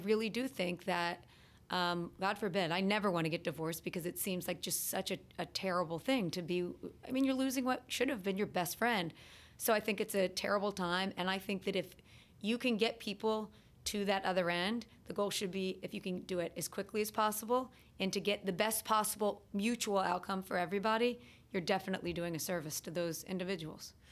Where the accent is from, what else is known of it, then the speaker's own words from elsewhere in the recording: Cincinnati, Ohio, United States; moved away as an adult; also born or lived in Boston / North Carolina; now in New Jersey, United States; I grew up in Cincinnati, Ohio